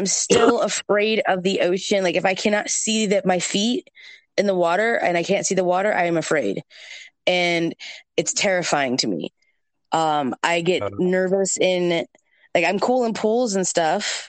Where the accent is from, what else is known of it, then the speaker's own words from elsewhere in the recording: Georgia, United States; I grew up in Georgia